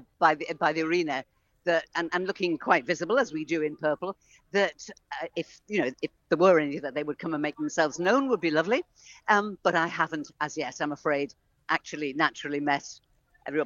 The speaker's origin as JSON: {"language": "English", "country": "Isle of Man", "said": "I'm from the Isle of Man. I'm so proud of being from the Isle of Man"}